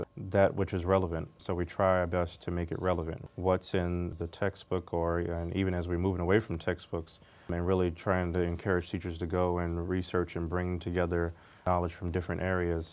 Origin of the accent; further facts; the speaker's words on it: Washington, District of Columbia, United States; young black male, single mother, growing up in Washington, D.C. in the 80s and 90s